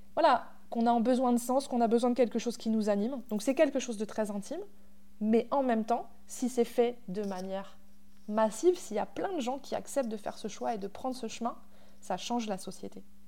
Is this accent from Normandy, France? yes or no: yes; Normandy, France; moved away; j'ai grandi à la campagne mais euh, pas, dans cette campagne-là. J'ai grandi en Normandie